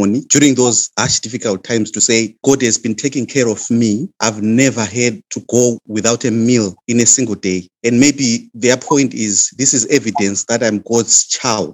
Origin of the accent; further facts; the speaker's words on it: Zimbabwe; moved away; I come from Zimbabwe